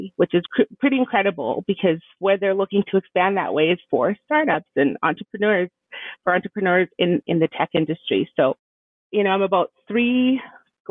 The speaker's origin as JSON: {"language": "English", "town": "Edmonton", "region": "Alberta", "country": "Canada", "tie": "born or raised there", "also_born_or_lived": "El Salvador", "lives_now": "Fort McMurray, Canada", "said": "Originally, I'm from El Salvador. I grew up in Edmonton and moved my way up to Fort McMurray"}